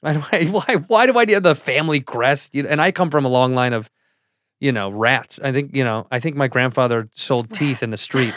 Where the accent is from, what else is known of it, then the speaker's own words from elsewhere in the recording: Chicago, Illinois, United States; Chicago, my hometown